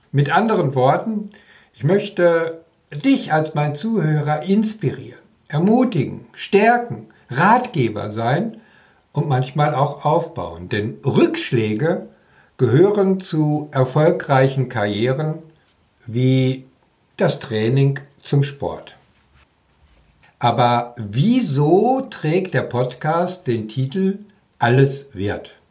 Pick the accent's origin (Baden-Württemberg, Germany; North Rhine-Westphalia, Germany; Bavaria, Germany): North Rhine-Westphalia, Germany; wohne seit vielen Jahren im Land zwischen den Meeren. Ja, also in Schleswig-Holstein, auch wenn ich ein Kind des Ruhrgebiets bin.